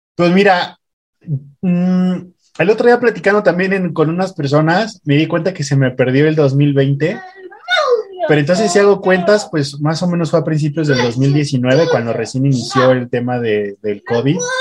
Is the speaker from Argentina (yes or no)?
no; Mexico City, Mexico; now in Puebla, Mexico; yo soy de México. Actualmente vivo, vivo acá en Puebla